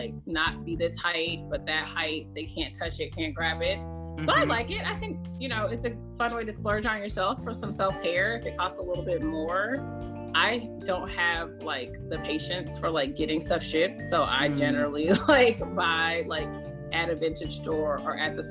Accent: the South, United States; I'm from the South. I live on the coast.

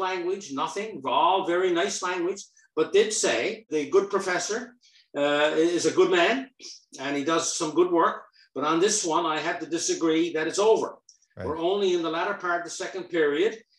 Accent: rural Newfoundland, Newfoundland and Labrador, Canada; I came from rural Newfoundland

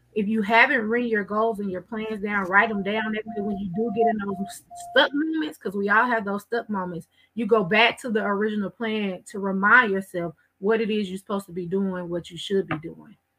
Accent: Waco, Texas, United States; I grew up in Waco

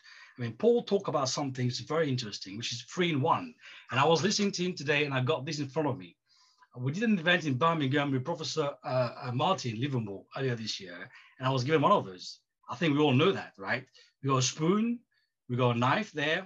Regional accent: Mauritius; moved away as an adult; I left my home country, Mauritius

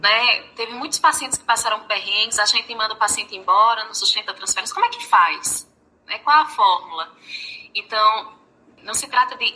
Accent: Paraíba, Brazil; accent: Paraíba

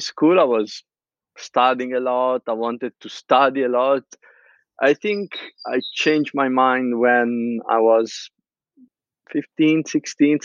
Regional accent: Pisa, Tuscany, Italy; English is a second language; moved away as an adult; now in London, United Kingdom; I'm from Pisa, a very small city in the heart of Tuscany

